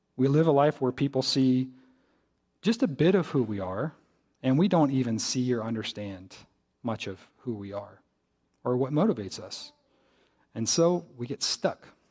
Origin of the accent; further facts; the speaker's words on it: Greensboro, North Carolina, United States; moved away as an adult; I'm from Greensboro.